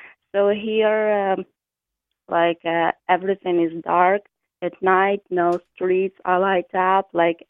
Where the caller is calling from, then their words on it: Kharkiv, Kharkiv Oblast, Ukraine; I'm calling from Kharkiv.